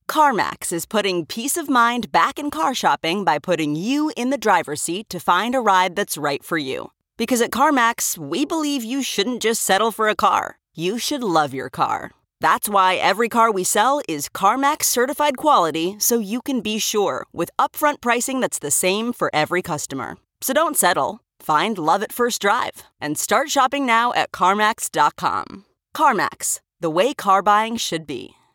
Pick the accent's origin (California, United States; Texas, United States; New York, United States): California, United States; Southern; I'm from Southern California, so I grew up going to Disneyland a lot